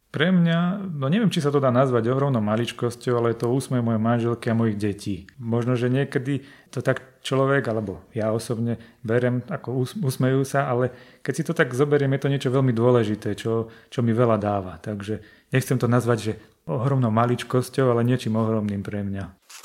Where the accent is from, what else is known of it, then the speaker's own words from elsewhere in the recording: Žilina, Žilina Region, Slovakia; ja pochádzam zo Žiliny